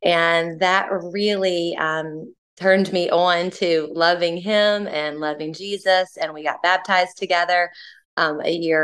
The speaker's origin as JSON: {"language": "English", "town": "New Orleans", "region": "Louisiana", "country": "United States", "moved": "as an adult", "lives_now": "Athens, United States", "said": "I'm originally from New Orleans, but I came to Athens in 1996 as a part of the University of Georgia gymnastics team"}